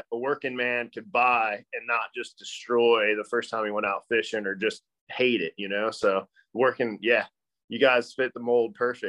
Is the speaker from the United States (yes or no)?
yes; Kentucky, United States; kind of like in that tri-state little area. So super Northern Kentucky. That's why I don't sound like I'm from Kentucky